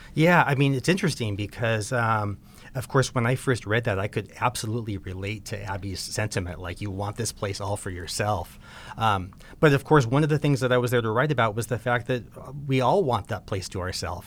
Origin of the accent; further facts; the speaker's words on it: Southern California, United States; I grew up in Southern California